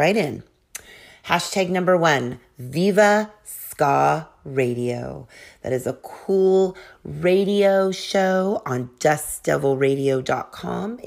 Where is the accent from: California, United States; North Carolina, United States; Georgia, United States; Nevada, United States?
California, United States; Sacramento; From my hometown, Sacramento